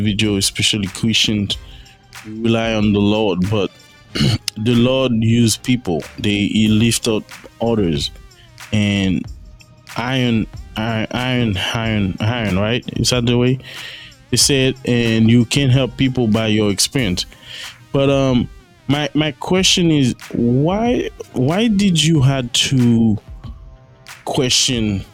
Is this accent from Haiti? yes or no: yes; Haiti; I grew up in Haiti, I'm Haitian